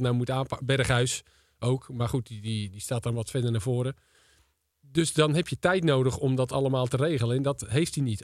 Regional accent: Volendam, North Holland, Netherlands; also born or lived in Leiden; de club is waar ik ben opgegroeid

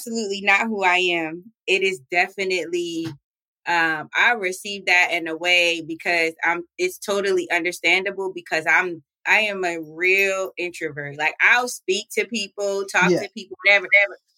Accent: Baltimore, Maryland, United States; moved away as an adult; also born or lived in Wilberforce, Ohio; now in Columbus, United States; I am from Baltimore, Maryland originally

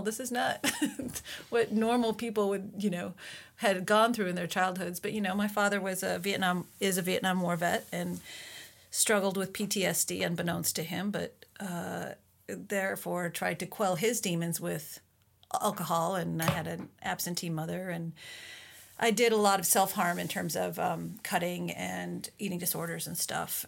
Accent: Minnesota, United States; moved away as an adult; also born or lived in Utah / Colorado / Newfoundland; my entire life, I was raised in Minnesota

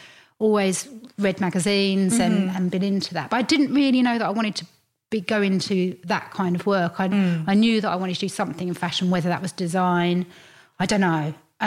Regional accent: Hertfordshire, East of England, United Kingdom; I grew up in Hertfordshire, it's like half an hour into London, so it's really easy.

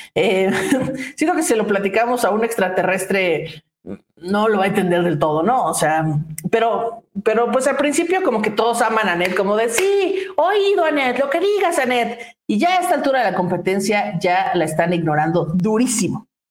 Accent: Mexico; como los mexicanos mismos que decimos

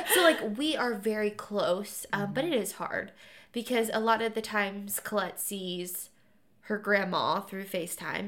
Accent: Dayton, Ohio, United States; moved away; I grew up in Dayton, Ohio.

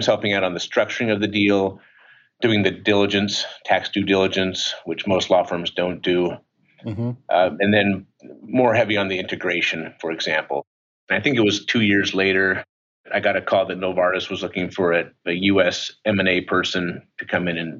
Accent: Utah, United States; moved away as an adult; I'm from Utah

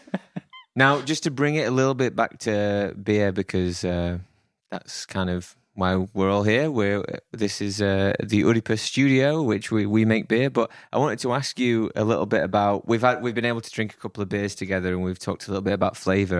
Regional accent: Sheffield, Yorkshire and the Humber, United Kingdom; my hometown team of Sheffield Wednesday, shout out to Sheffield

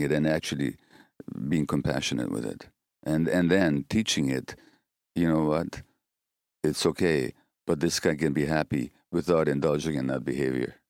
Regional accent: Hungary; moved away; in my home country of Hunga-, Hungary

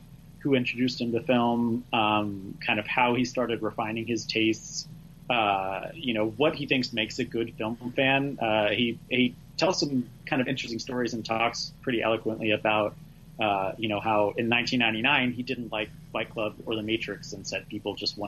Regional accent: Oklahoma, United States; I also grew up in Oklahoma

